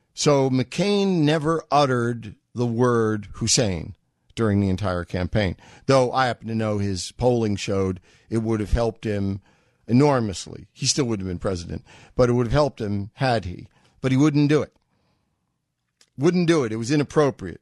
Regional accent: New York, United States; I'm a New Yorker

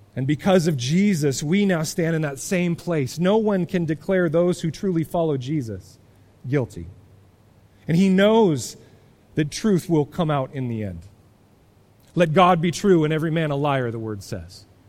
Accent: United States; as American Christians

